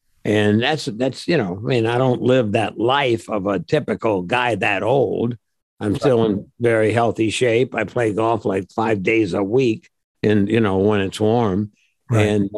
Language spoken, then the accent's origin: English; Midwest, United States; also born or lived in Japan / Seattle, United States / San Diego, United States / Detroit, United States; I grew up in the Midwest. Well, I grew up everywhere. My father was in the service in the U.S. Army. So I lived in Japan, Seattle, Washington, San Diego, Detroit, St. Louis, Indianapolis, where else? All over the place.